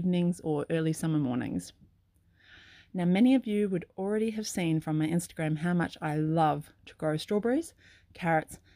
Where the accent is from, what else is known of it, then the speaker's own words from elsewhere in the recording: Sydney, New South Wales, Australia; now in Clarkville, New Zealand; I grew up in Sydney